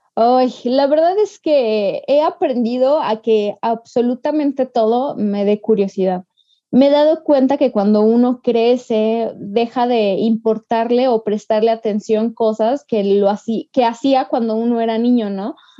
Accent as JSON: {"language": "Spanish", "region": "Aguascalientes", "country": "Mexico", "said": "yo soy de Aguascalientes"}